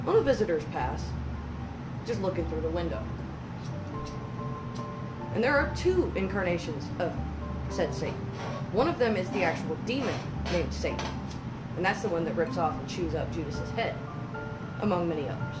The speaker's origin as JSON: {"language": "English", "region": "Texas", "country": "United States", "said": "I come from Texas."}